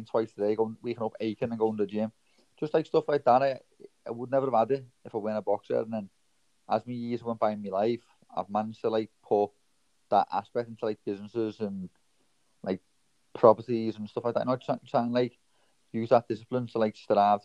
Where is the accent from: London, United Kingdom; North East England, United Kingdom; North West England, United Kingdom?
North West England, United Kingdom; Liverpool; I was born in Toxteth, Liverpool, which there's not much opportunities there for young kids